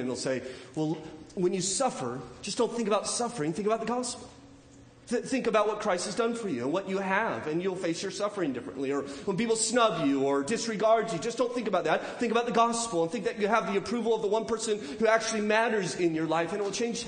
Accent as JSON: {"language": "English", "region": "California", "country": "United States", "also_born_or_lived": "Charlotte County, Virginia", "moved": "as an adult", "said": "I'm from California"}